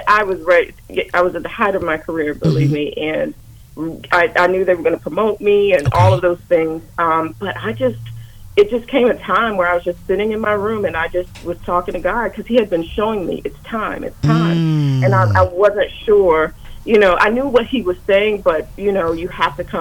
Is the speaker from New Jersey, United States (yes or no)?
no; Washington, District of Columbia, United States; I grew up here in the Washington, D.C. area. My family is from Guyana, South America.